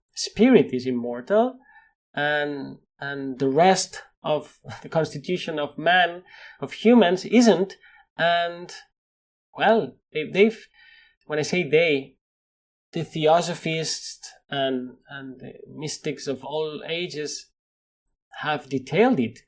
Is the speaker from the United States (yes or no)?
no; Spain; accent: Spanish; English is a second language; with my Spanish accent